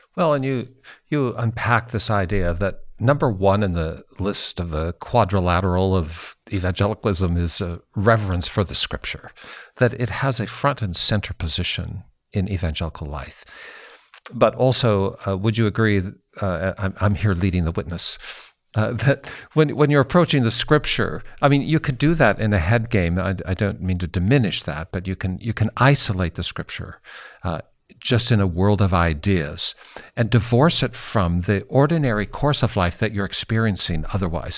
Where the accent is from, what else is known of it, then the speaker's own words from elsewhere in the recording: Seattle, Washington, United States; moved away as an adult; now in Indiana, United States; I grew up in Seattle, Walter. I, I lived there my whole life till I moved to the middle of the country